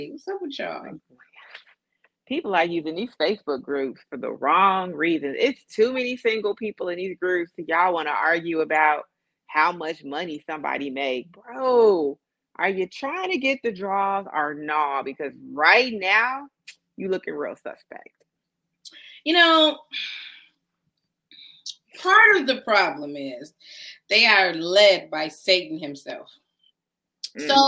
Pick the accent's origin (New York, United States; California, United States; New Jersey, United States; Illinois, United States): Illinois, United States; Chicago; we're from Chicago, so we're professionals.